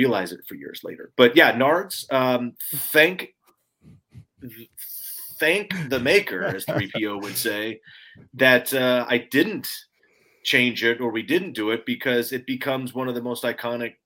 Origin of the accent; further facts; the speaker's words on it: Los Angeles, California, United States; I'm from LA. I grew up here